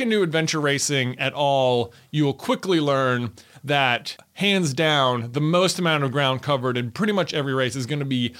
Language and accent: English; Roanoke, Virginia, United States; So that's another part. It's like, I'm from Roanoke. It's like, I don't even mountain bike.